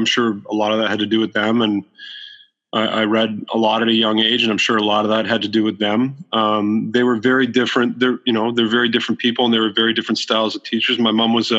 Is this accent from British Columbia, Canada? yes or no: no; Waterloo, Ontario, Canada; I grew up in in Waterloo, Ontario